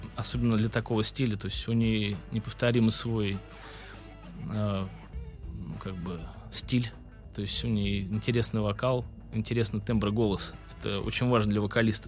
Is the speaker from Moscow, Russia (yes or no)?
no; Vyborg, Leningrad Oblast, Russia; now in Saint Petersburg, Russia; Я музыкант из города Выборга. Я родился в Выборге